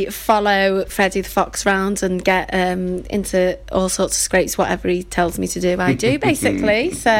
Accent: Liverpool, North West England, United Kingdom; moved away; I'm from Liverpool originally

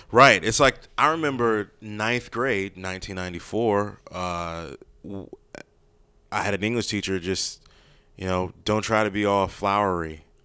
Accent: Maryland, United States; I grew up in Maryland

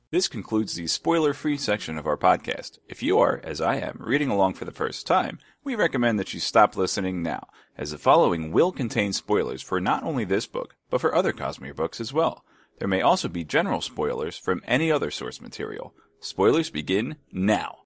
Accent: Delaware, United States; I'm also from Delaware

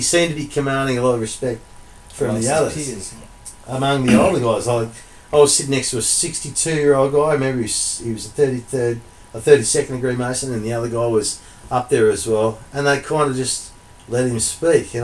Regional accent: Victoria, Australia; now in South Australia, Australia; I'm from Victoria.

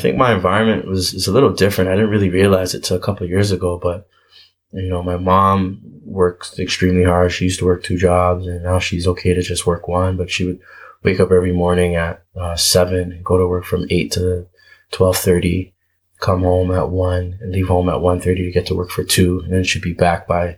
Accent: Toronto, Ontario, Canada; also born or lived in Montreal / Manitoba / Cleveland / Minnesota; now in Brampton, Canada; I was born in Montreal, moved to Scarborough when I was about 1.5, 2 years old. I was in Scarborough from ages 2 to 13

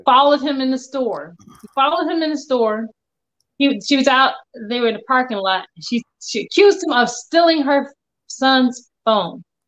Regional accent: Englewood, United States; I grew up in Englewood

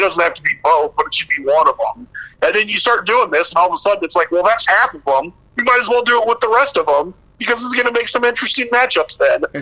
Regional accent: Sioux City, Iowa, United States; living, growing up in Sioux City, which was basically like halfway between Minneapolis and Kansas City.

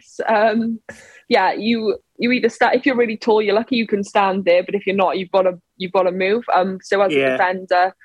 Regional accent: Wales, United Kingdom; I grew up in Tish. It's a tiny village

